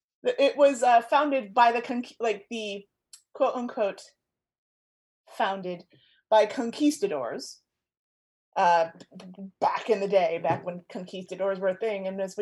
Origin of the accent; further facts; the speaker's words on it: Florida, United States; I grew up in Florida with all of the poisonous everything, America's Australia, as some have called it